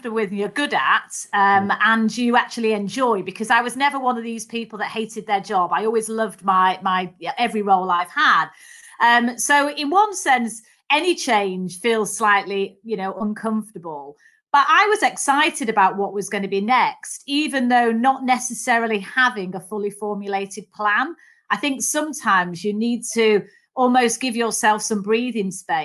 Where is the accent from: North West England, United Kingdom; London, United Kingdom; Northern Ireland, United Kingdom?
North West England, United Kingdom; Manchester; accent: Mancunian; So I was the youngest of three daughters, actually. And so grew up in Manchester